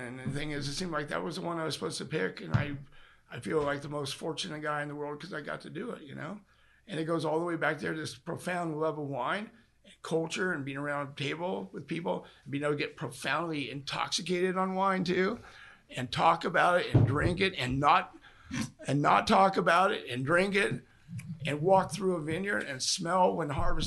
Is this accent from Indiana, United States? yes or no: no; Sacramento, California, United States; moved away; I'm from Sacramento originally